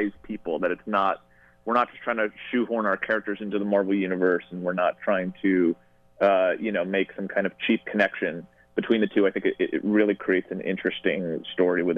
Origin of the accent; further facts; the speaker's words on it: Westchester, New York, United States; I'm from upstate New York, but not that upstate. I grew up in Westchester